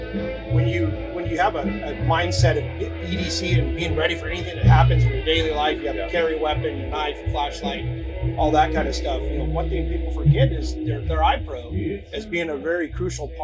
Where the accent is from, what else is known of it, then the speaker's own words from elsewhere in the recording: Yuma, Arizona, United States; we manufacture right in my hometown, actually down in Yuma, Arizona